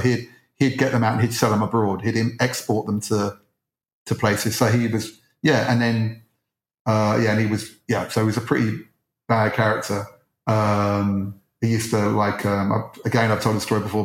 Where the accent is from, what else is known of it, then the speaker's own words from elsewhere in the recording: Edgware, London, United Kingdom; I grew up in Edgware